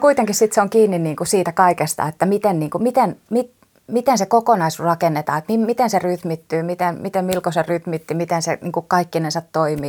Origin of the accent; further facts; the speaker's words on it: Turku, Southwest Finland, Finland; mä oon turkulainen nukketeatteritaiteilija